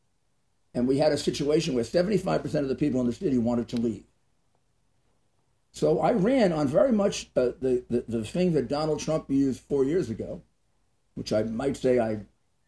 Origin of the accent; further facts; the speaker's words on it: New York City, New York, United States; also born or lived in Garden City, Long Island / North Belmore, Long Island; growing up in Brooklyn